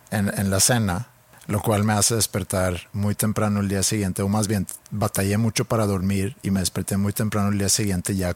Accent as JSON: {"language": "Spanish", "country": "Sweden", "lives_now": "Mexico", "said": "Yo siendo sueco viviendo en México."}